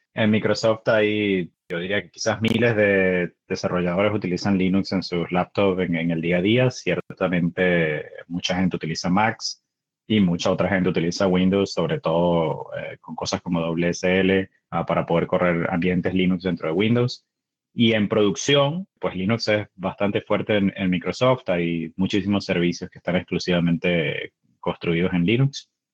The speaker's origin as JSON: {"language": "Spanish", "country": "Venezuela", "moved": "yes", "lives_now": "Seattle, United States", "said": "Soy venezolano, vivo en Seattle"}